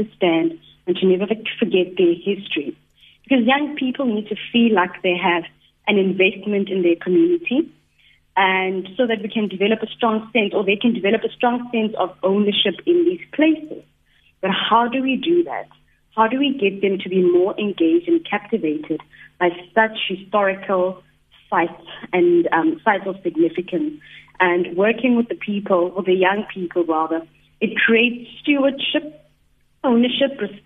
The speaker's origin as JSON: {"language": "English", "country": "South Africa", "said": "the history of our country"}